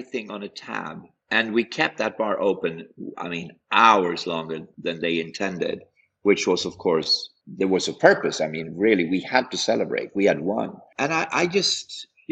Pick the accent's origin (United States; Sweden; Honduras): Sweden; we're from Sweden